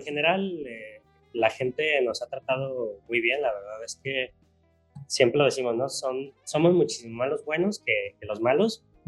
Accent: Guadalajara, Jalisco, Mexico; yo soy Tapatío

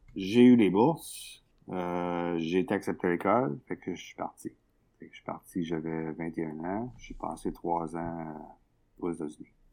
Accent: Sherbrooke, Quebec, Canada; je suis né à Sherbrooke, dans les cantons de l'Est.

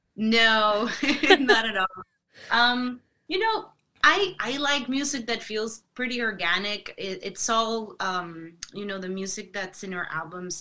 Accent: Monterrey, Nuevo León, Mexico; moved away; Monterrey, Monterrey, which is mm. my hometown where I'm from

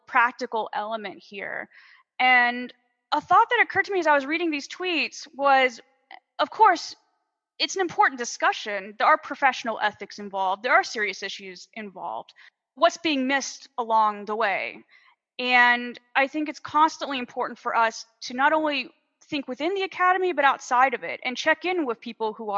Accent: United States; moved away; my home country

